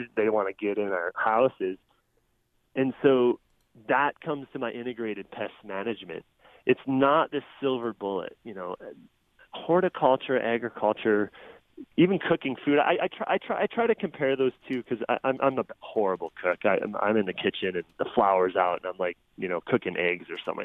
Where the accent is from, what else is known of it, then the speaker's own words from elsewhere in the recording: Illinois, United States; moved away; I grew up in Illinois, mid-state, uh, super soybean and corn country